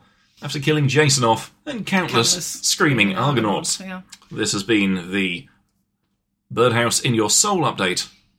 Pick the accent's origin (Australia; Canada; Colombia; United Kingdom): United Kingdom; I'm now a British man in a foreign country who doesn't know the language.